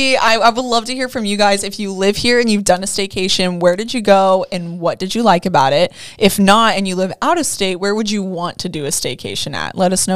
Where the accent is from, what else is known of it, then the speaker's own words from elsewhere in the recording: Texas, United States; now in Florida, United States; I am from Texas, and so in Texas, we go through real seasons for the most part.